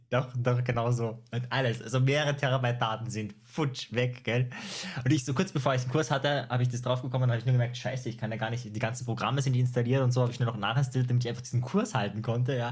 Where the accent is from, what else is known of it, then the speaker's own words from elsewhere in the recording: Austria; ich komme aus Österreich